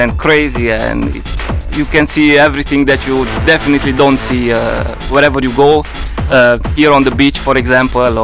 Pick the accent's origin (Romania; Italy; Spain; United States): Romania; Luduș, Mureș County; I'm coming from Romania. I started DJing in 2009 in a collaboration with a local radio in my hometown Ludus in Mureș